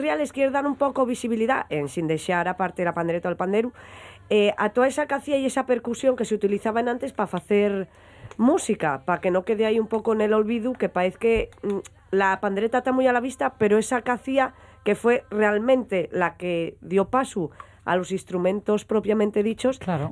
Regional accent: Langreo, Asturias, Spain; nosotros somos de Benjamo y el grupo de baile estaba en Lada es decir, tenía que ir desde Penjamolada andando

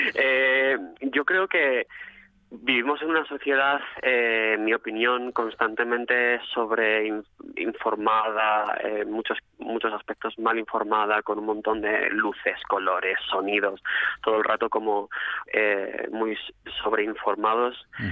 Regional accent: Mieres, Asturias, Spain; moved away as an adult; now in Madrid, Spain; Mi tierra natal, sí. Yo soy de nacido en Mieres

